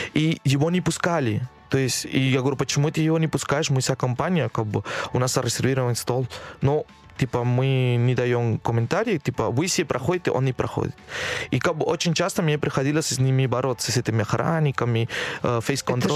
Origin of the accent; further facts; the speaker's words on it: Lima, Peru; Russian is a second language; moved away as an adult; now in Moscow, Russia; отучиться в, э, в Лиме, в моем родной город